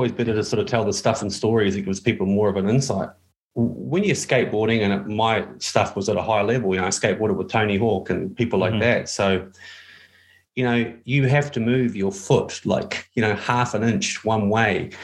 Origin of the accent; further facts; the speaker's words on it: New Zealand; I'm from New Zealand.